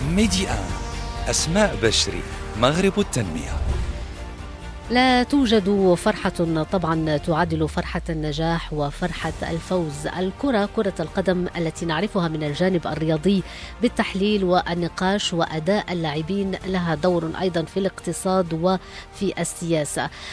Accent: Morocco; يحق لنا أن نفتخر اليوم كمغاربة

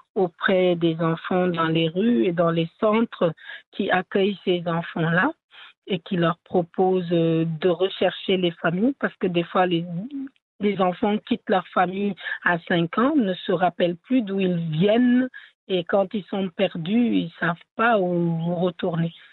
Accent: Senegal; French is a second language; moi, par exemple, qui viens du Sénégal

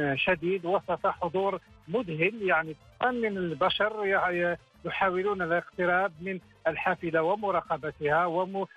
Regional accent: Algeria; نحن كجزائريين

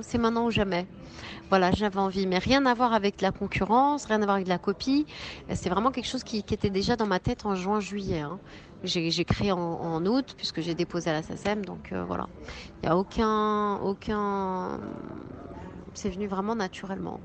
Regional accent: France; je suis née en France. Je veux dire, je suis pas née au Maroc.

